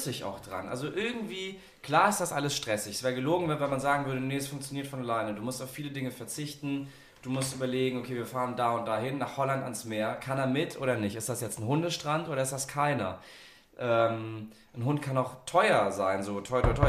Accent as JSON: {"language": "German", "town": "Munich", "region": "Bavaria", "country": "Germany", "moved": "yes", "lives_now": "Sylt, Germany", "said": "Ich komme ja ursprünglich aus München"}